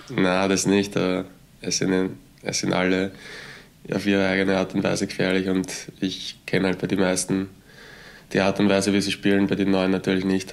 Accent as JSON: {"language": "German", "town": "Götzendorf an der Leitha", "region": "Lower Austria", "country": "Austria", "said": "ich bin aus Niederösterreich, ähm, genau aus Götzendorf an der Leiter"}